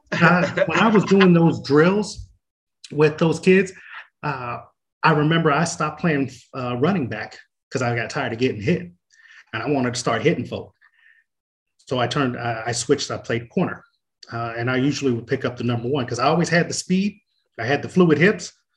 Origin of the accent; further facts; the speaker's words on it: Oceanside, California, United States; also born or lived in Marshall, Texas; I grew up on Boyner Street in Oceanside on the east side